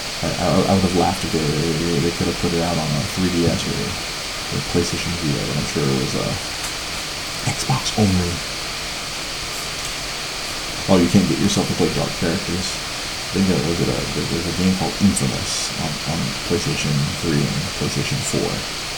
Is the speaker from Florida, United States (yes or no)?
no; Chicago, Illinois, United States; I'm from Chicago.